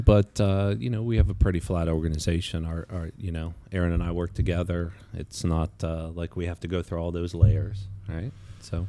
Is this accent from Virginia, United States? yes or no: yes; Virginia, United States; I grew up in Virginia.